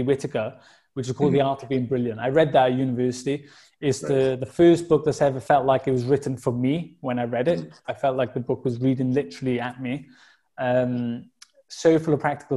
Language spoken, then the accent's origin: English; Welsh, Wales, United Kingdom; also born or lived in Dubai; Being a Welsh person